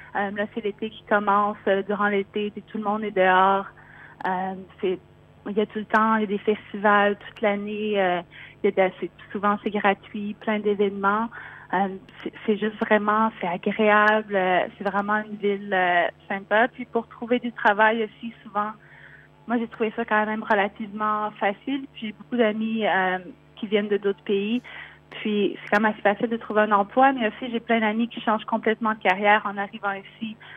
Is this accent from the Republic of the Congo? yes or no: no; Quebec, Canada; moved away as an adult; also born or lived in Montreal; now in Melbourne, Australia; je suis canadienne, donc québécoise euh, d'origine, installée à, Melbourne